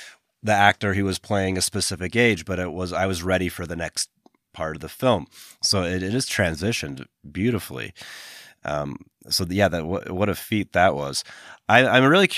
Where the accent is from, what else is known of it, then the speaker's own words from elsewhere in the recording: United States; I'm an American